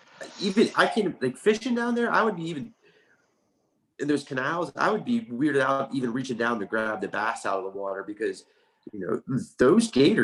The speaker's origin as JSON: {"language": "English", "town": "Miami", "region": "Florida", "country": "United States", "tie": "born or raised there", "said": "I was born in Miami."}